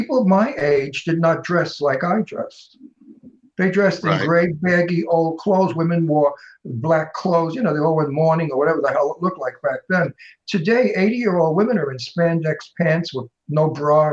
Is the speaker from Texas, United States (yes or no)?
no; New York City, New York, United States; I was born in Brooklyn Projects, Red Hook Projects